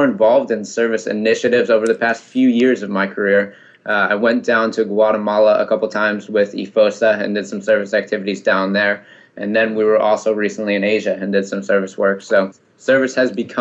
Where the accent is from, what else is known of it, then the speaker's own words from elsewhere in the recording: Ann Arbor, Michigan, United States; moved away as an adult; now in Washington, D.C., United States; I was born and raised in Ann Arbor, Michigan